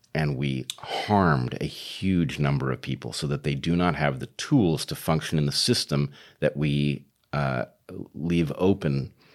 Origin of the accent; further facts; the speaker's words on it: United States; I am an American tied back to George Washington